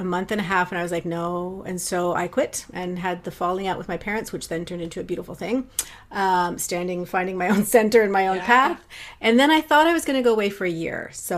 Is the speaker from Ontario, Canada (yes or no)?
yes; Ontario, Canada; moved away as an adult; also born or lived in Vancouver, Canada; now in Maple Ridge, Canada; I grew up in Ontario, and I left there many, many years ago